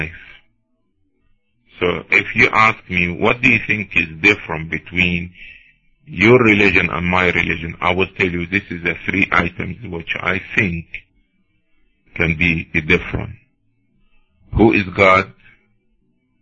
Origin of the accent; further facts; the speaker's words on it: Cairo, Cairo Governorate, Egypt; now in United States; I'm originally from Cairo, Egypt